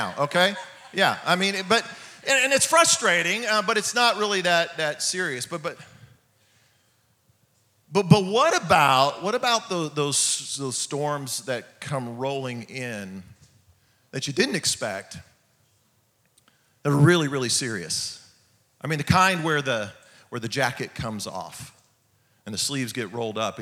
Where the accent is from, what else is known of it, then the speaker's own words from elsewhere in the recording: California, United States; now in Oklahoma, United States; I'm from California